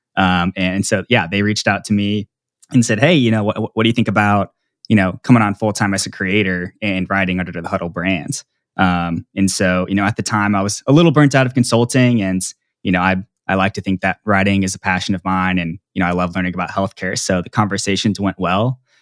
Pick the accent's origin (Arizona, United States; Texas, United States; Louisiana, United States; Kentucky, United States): Texas, United States; Plano; I grew up in Dallas, Texas, and actually in Plano, which is a suburb north of Dallas